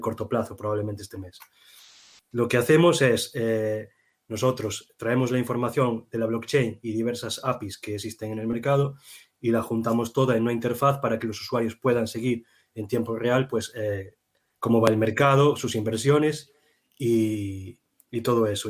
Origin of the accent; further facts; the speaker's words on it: Galicia, Spain; los dos somos gallegos